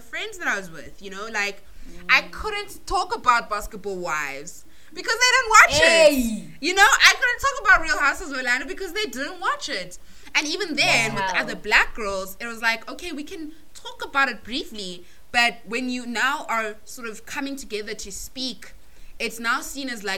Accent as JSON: {"language": "English", "country": "South Africa", "tie": "born or raised there", "first_language": "English", "said": "I'm from South Africa, but my parents are from Malawi."}